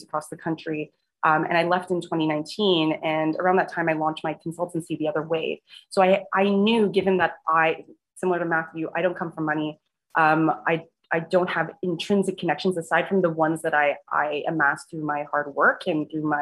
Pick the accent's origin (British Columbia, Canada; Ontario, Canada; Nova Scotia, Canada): Ontario, Canada; Toronto; Scarborough, my hometown, which is a suburb of Toronto